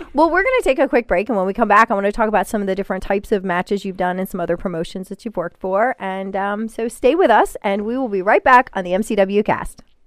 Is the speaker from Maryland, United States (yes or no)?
yes; Hagerstown, Maryland, United States; I grew up in Hagerstown